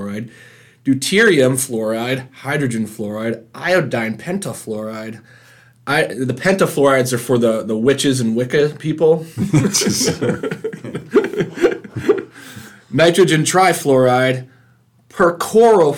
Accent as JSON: {"language": "English", "region": "Pennsylvania", "country": "United States", "tie": "born or raised there", "said": "Where I grew up in Pennsylvania"}